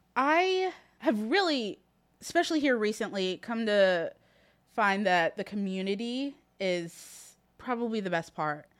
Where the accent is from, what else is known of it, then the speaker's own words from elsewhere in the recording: Muncie, Indiana, United States; born and raised in Muncie